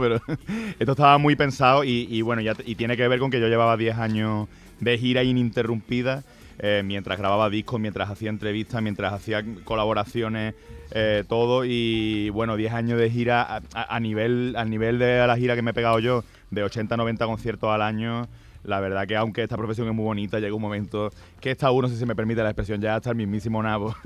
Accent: Andalusia, Spain; yo soy andaluz

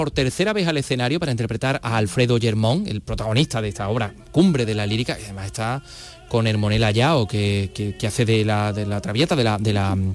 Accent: Jerez de la Frontera, Andalusia, Spain; moved away; mi tierra, a Jerez de la Frontera

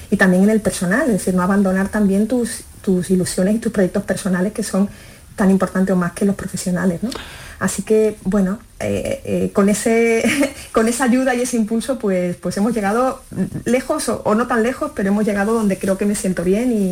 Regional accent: Galicia, Spain; born there; moved away; nací en Galicia, mis padres son gallegos y, bueno, por, su dedicación laboral, era magistrado, pues mm, la verdad es que vivimos en, muchas ciudades de España y ellos decidieron, y yo creo que fue un acierto, que querían quedarse en el sur.

